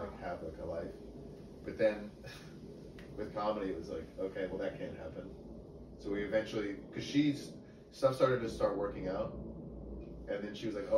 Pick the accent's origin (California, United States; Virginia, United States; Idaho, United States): Virginia, United States; McLean; born or raised there; also born or lived in Syracuse, New York